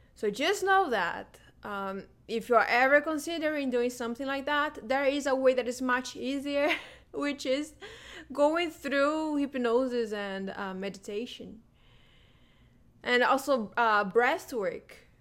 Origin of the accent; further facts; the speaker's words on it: Brazilian Amazon, Brazil; moved away; I am originally from the Brazilian Amazon